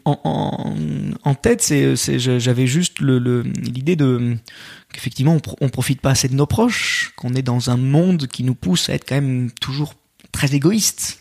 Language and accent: French; Lyon, Auvergne-Rhône-Alpes, France; Je suis lyonnais. Euh, j'ai eu la chance en plus de, de grandir, euh, de grandir dans un dans, dans une ville qui a été euh, sept fois championne